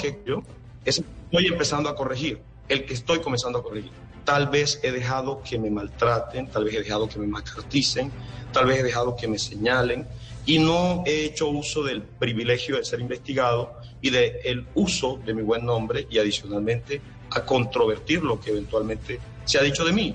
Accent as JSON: {"language": "Spanish", "town": "Magangué", "region": "Bolívar", "country": "Colombia", "tie": "born or raised there", "said": "Toda mi infancia me la, la viví en Mangué."}